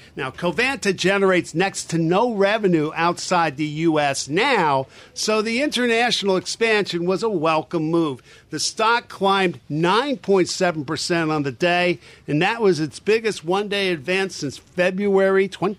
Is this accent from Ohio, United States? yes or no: no; New Jersey, United States; my home state of New Jersey